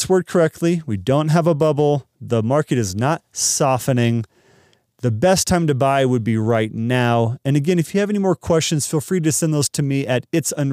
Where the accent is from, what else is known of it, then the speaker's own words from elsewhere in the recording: Dallas, Texas, United States; moved away; I'm from Dallas, and we don't have basements really.